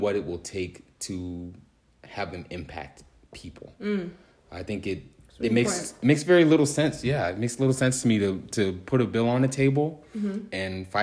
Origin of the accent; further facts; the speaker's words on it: Manassas, Virginia, United States; I'm from Northern Virginia, Manassas, Virginia in particular